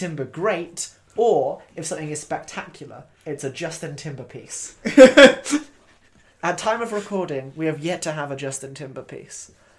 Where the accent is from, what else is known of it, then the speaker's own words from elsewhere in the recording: Falmouth, South West England, United Kingdom; I grew up in Falmouth when there's not much to do there.